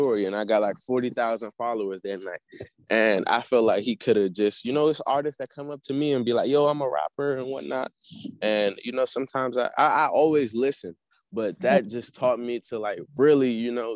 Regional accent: Nigeria; I'm from Nigeria.

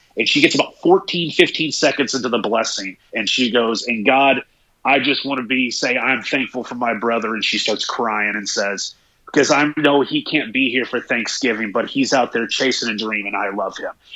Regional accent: East Tennessee, United States; growing up in East Tennessee

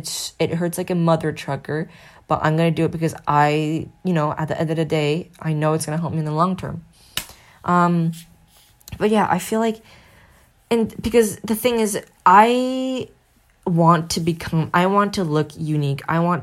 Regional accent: South Korea; it is my home country, and no one can talk smack about South Korea.

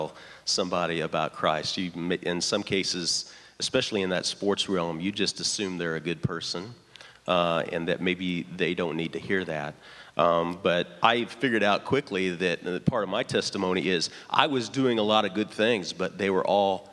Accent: Lafayette, Indiana, United States; moved away as an adult; the Coca-Cola warehouse in Lafayette, Indiana. So I go back to my hometown

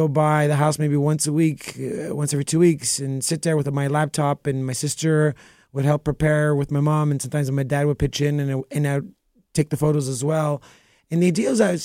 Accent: Montreal, Quebec, Canada; also born or lived in Greece; now in Toronto, Canada; I was born in Montreal. Both my parents are from Greece.

